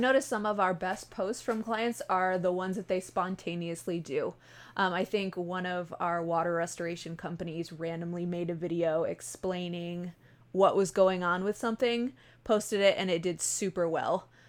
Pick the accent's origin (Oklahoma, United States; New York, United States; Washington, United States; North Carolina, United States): New York, United States; Buffalo; I am from Buffalo, New York. We say, er, A is funny